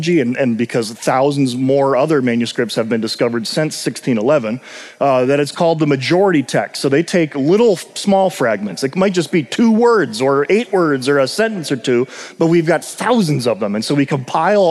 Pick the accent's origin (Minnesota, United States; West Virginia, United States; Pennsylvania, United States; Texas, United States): Minnesota, United States; the two of us from Minnesota